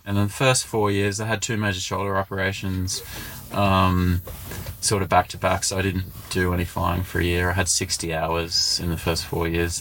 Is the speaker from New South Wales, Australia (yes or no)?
no; Canungra, Queensland, Australia; I grew up near Canungra